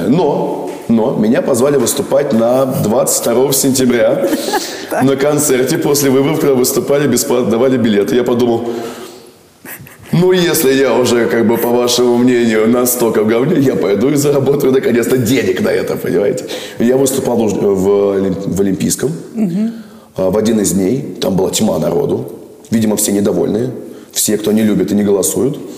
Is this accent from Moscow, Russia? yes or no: yes; Moscow, Russia; Я москвич, угу. я люблю свой город.